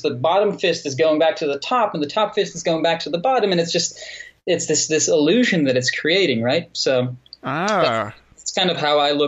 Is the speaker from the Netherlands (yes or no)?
yes; Netherlands; I grew up in the Netherlands. You know, I'm from the Netherlands